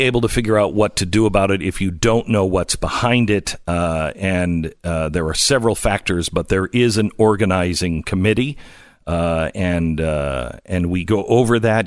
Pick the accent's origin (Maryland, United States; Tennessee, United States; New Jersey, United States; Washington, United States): Washington, United States; Skagit Valley; I grew up in Skagit Valley. Uh, in in Washington